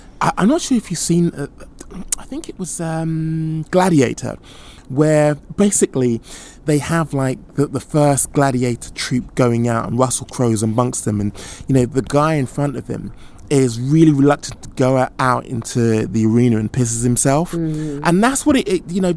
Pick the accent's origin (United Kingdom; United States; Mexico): United Kingdom; as a Brit